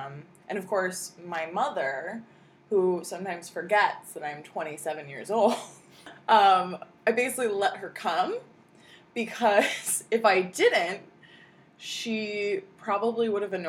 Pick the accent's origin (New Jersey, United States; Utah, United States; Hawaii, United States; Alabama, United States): New Jersey, United States; moved away; also born or lived in New York / New Hampshire / Maine; I grew up in Jersey and New York